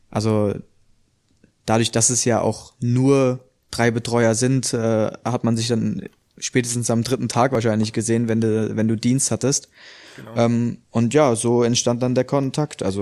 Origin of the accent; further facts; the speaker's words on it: Hesse, Germany; also ich komme ja ursprünglich aus der Nähe von Frankfurt.